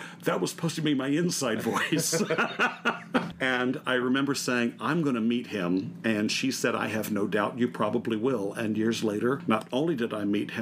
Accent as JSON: {"language": "English", "town": "Melbourne", "region": "Florida", "country": "United States", "tie": "born or raised there", "also_born_or_lived": "Orlando, Florida / San Diego, California", "moved": "as an adult", "lives_now": "California, United States", "said": "I was born and raised in Florida, and born over on the eastern side, on the Melbourne, over by Melbourne Beach"}